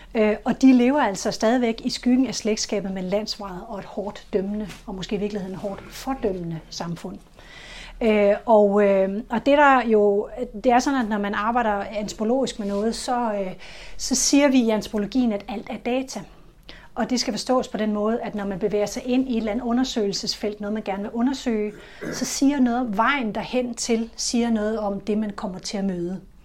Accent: Funen, Southern Denmark, Denmark; Jeg er vokset op på Fyn

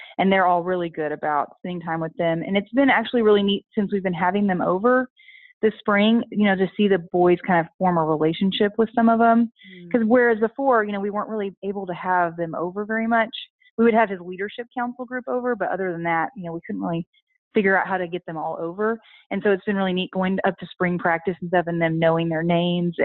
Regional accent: Houston, Texas, United States; I grew up in Houston, so not Galveston

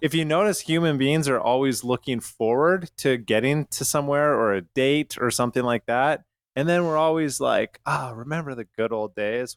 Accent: Canada; moved away; I'm from Canada

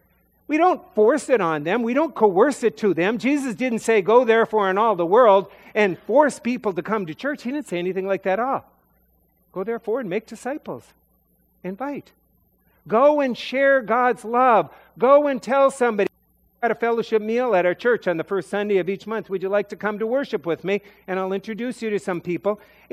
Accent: Philadelphia, Pennsylvania, United States; "Yeah, no, I'm from Philadelphia. I don't really care. I don't care about the Celtics."

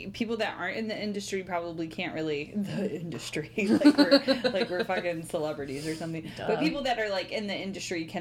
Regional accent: Southeast Michigan, United States; now in Ann Arbor, United States; I'm originally from the Southeast Michigan area, just not Ann Arbor specifically.

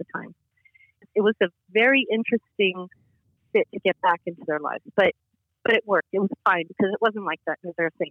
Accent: Los Angeles, California, United States; I grew up in Hollywood

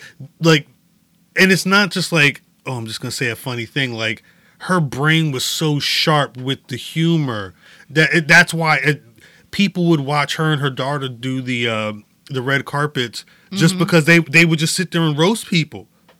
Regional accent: London, United Kingdom; I'm from London.

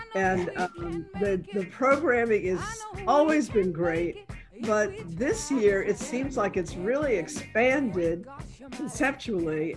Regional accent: New York City, New York, United States; I grew up in the South Bronx

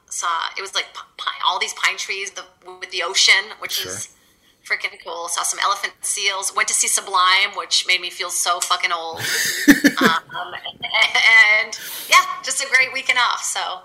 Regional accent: Virginia, United States; English is a second language; also born or lived in Brazil / Boston; now in Los Angeles, United States; I moved from Brazil to Virginia when I was really little.

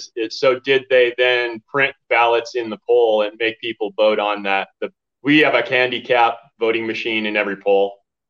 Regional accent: Garden Grove, California, United States; now in Arizona, United States; I was born in California.

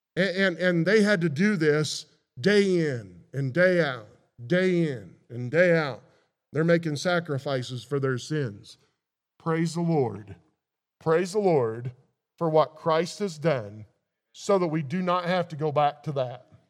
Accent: Missouri, United States; I grew up in Missouri

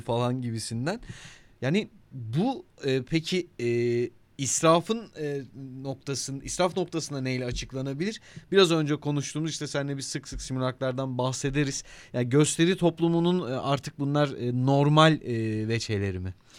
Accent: Denizli, Turkey; Ben doğma büyüme Denizli'yim.

